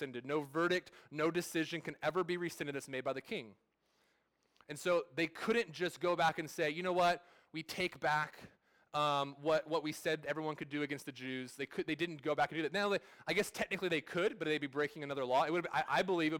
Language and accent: English; California, United States; I'm from California. I was born and raised there, but my family's not from there. We're from Oklahoma